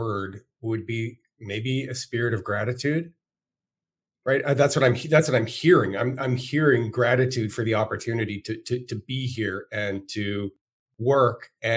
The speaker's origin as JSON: {"language": "English", "country": "Canada", "moved": "yes", "lives_now": "United States", "said": "as a Canadian, it was hard enough for me being dropped away from everything that I knew and my friends into a foreign country"}